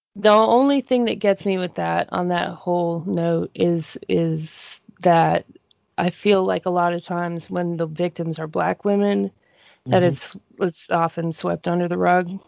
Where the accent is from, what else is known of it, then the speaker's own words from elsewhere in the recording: Denver, Colorado, United States; moved away as an adult; now in Monroe, United States; growing up in Denver, um, I would say the, my neighborhood population growing up, at least till I was like 12